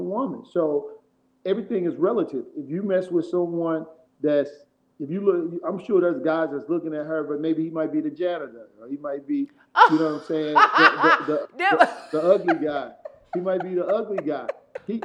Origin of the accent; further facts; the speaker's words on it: St. Louis, Missouri, United States; now in Houston, United States; I'm from St. Louis. I live in Houston now